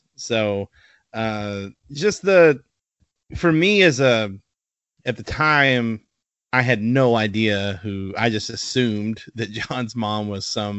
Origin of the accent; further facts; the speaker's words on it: the South, United States; Can you tell we're all from the South?